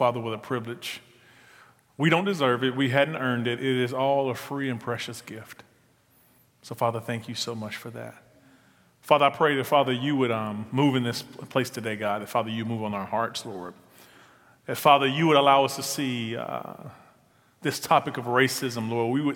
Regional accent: Mississippi, United States; accent: Southern; moved away; I'm a Southern boy. That's how we talk in Mississippi

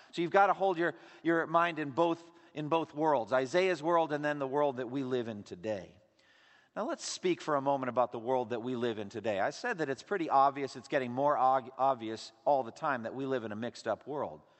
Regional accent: United States; for us as American Christians

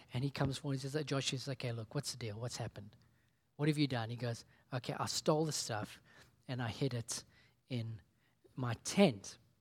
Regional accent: South Africa; when I was growing up in South Africa

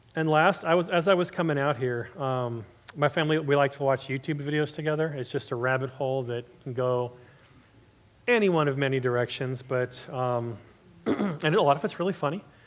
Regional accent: Southern California, United States; I'm originally from SoCal

